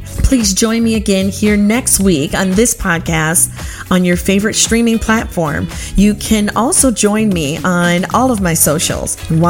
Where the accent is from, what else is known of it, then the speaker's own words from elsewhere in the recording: Covert, Michigan, United States; I would really love for you to go and read my blog posts about growing up in Covert.